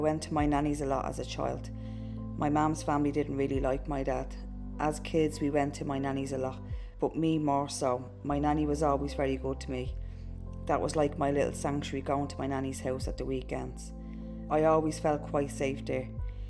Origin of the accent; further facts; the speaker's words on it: Dublin, Leinster, Ireland; We moved to a different part of Dublin when I was 11. But when I was a kid, we grew up in Ballymun.